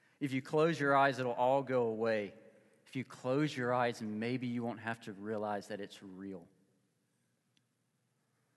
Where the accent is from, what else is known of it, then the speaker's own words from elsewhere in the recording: Mississippi, United States; now in Lawrence, Kansas, United States; I'm a guy from Mississippi. You don't get this accent in the Midwest